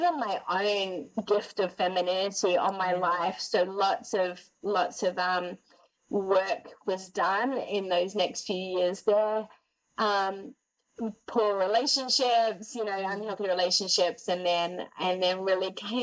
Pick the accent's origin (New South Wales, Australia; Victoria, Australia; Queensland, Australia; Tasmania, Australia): New South Wales, Australia; Sydney; moved away as an adult; also born or lived in Gold Coast, Australia; now in Montreal, Canada; I'm born and raised in Sydney, 30 years, 10 years on the Gold Coast